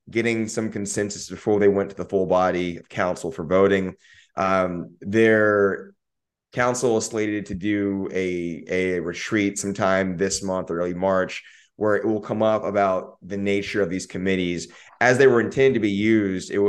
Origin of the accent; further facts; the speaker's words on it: Austin, Texas, United States; I lived I grew up in South Austin in the, in the four five